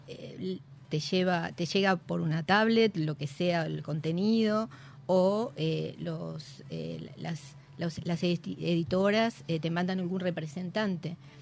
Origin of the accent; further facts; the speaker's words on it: Chivilcoy, Buenos Aires Province, Argentina; yo soy de Chivilcoy